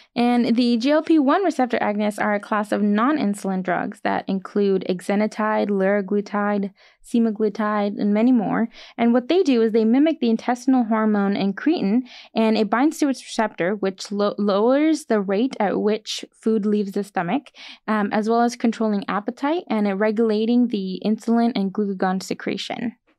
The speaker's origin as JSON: {"language": "English", "town": "Bakersfield", "region": "California", "country": "United States", "said": "I'm from actually locally from Bakersfield, California, and my family's here"}